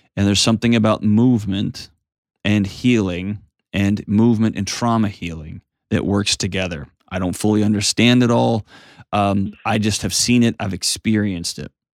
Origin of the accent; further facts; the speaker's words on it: Houston, Texas, United States; moved away; my hometown, H-Tone